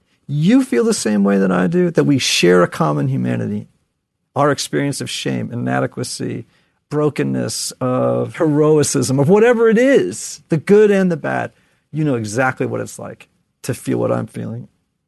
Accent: Connecticut, United States; And I'm from Connecticut, so this is going to sound terrible.

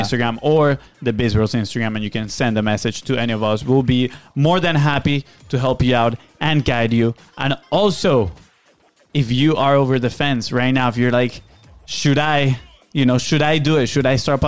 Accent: Venezuela; English is a second language; moved away; we are from Venezuela

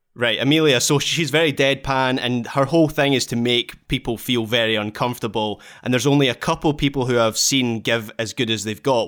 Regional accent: Dunblane, Scotland, United Kingdom; now in Glasgow, United Kingdom; my absolute sporting hero from my hometown

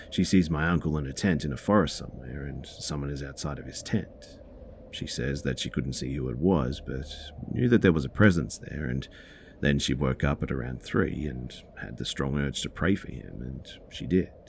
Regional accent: Dominican Republic; this happened about 13 or 14 years ago in my home country, the Dominican Republic. I'm 30 now, so

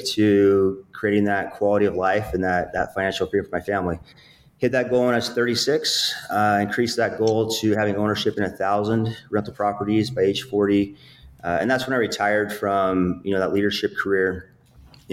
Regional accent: Utah, United States; I'm from Utah, small town. I grew up in a really poor income

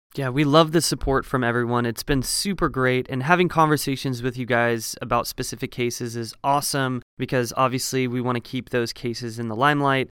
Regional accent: small farming town north of Eugene, Oregon, United States; moved away as an adult; also born or lived in Colorado; now in Los Angeles, United States; I am from a very small farming town in Oregon. So it's a little bit north of Eugene, Oregon

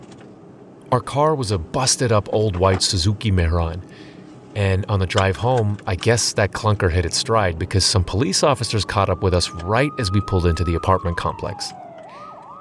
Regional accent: United States; moved away as an adult; also born or lived in Boxborough; I was from America and fluent in English

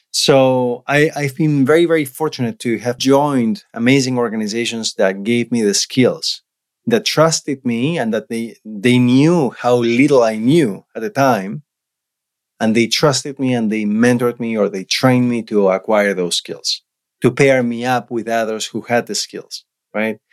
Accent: Argentina; English is a second language; moved away as an adult; now in Canada; I was born and raised in Argentina.

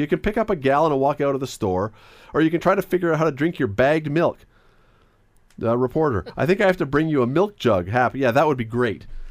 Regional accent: Canada; as a Canadian

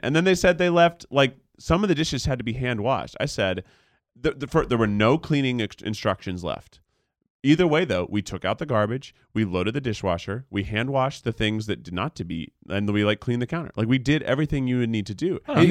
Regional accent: Tennessee, United States; moved away; I grew up in Tennessee.

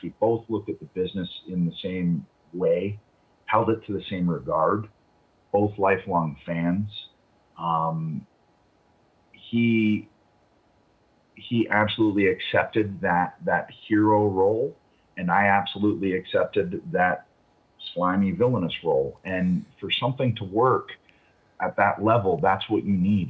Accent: Toronto, Ontario, Canada; I hadn't been back in Toronto for two years

